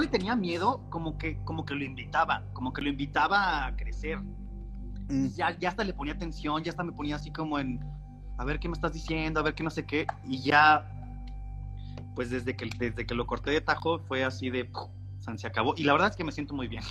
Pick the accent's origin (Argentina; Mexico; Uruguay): Mexico; Hermosillo, Sonora; somos de Hermosillo